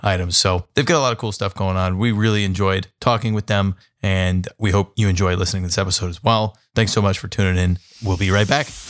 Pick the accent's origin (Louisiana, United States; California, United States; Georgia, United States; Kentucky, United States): California, United States; San Diego; now in Columbus, United States; I grew up in San Diego, California